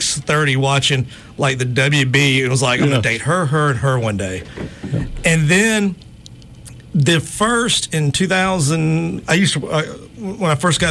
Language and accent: English; Mobile, Alabama, United States; my hometown, Mobile, Alabama